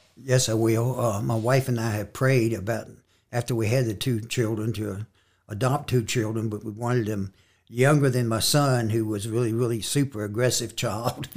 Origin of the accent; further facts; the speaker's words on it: Elkton, Virginia, United States; from Elkton, Virginia. I gr, was born and raised in Elkton.